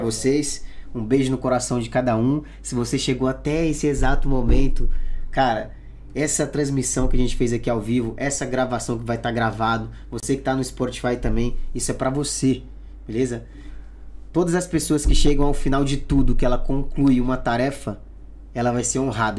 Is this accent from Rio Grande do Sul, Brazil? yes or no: no; Pará, Brazil; moved away as an adult; now in Spain; é lá na minha cidade, lá no Pará